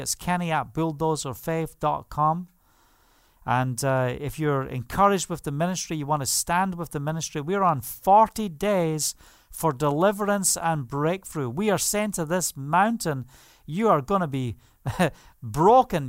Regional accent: England, United Kingdom; moved away; also born or lived in Spain; As we say in England

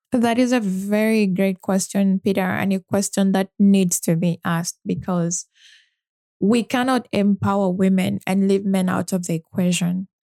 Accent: Uganda; growing up in Uganda and living most of my life there

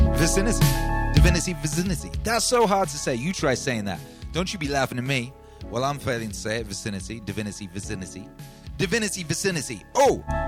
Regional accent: Wales, United Kingdom; also born or lived in London; now in Texas, United States; where I grew up in Wales

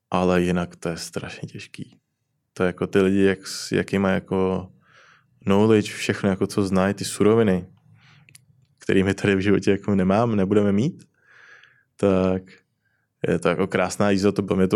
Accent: Plzeň, Plzeň Region, Czechia; Já jsem z Plzně.

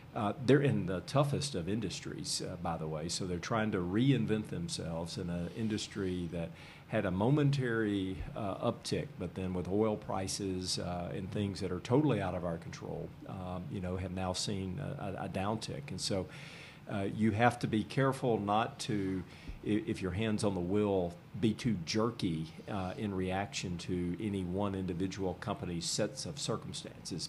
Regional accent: Nashville, Tennessee, United States; now in Columbus, United States; I'm from originally from Nashville

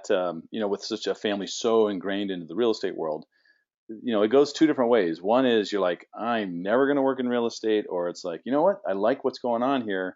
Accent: San Diego, California, United States; moved away as an adult; also born or lived in Phoenix, Arizona; I was born and raised in San Diego, but then my wife and I relocated to Phoenix in 1999

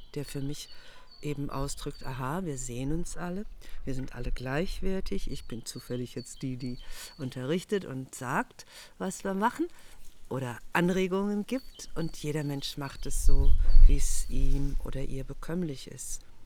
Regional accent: Germany; als Deutsche

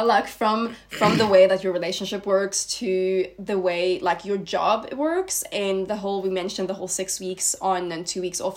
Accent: Sweden; moved away as an adult; now in South Africa; I am originally from Sweden and I moved to South Africa about four years ago now

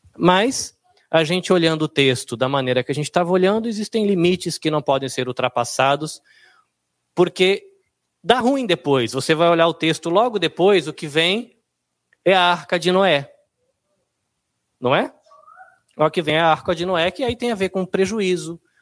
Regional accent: Brazil; now in Japan; nós que somos brasileiros aqui no Japão

